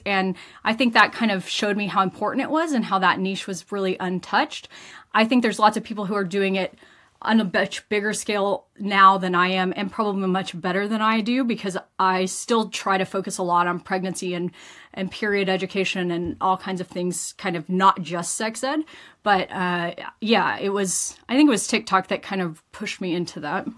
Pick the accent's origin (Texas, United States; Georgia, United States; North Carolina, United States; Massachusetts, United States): Texas, United States; rural West; moved away as an adult; now in Invercargill, New Zealand; originally, I am from Texas in the US, and I grew up in a small town, about 14,000 people in kind of rural West Texas